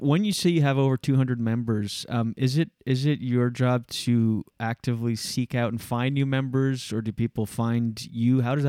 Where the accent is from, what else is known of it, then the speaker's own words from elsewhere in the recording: New Brunswick, Canada; we're from New Brunswick.